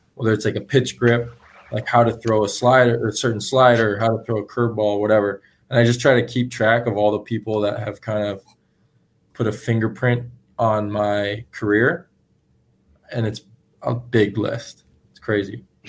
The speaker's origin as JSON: {"language": "English", "area": "San Francisco Giants hometown", "region": "California", "country": "United States", "tie": "born or raised there", "said": "the Giants, though, because that's my hometown team."}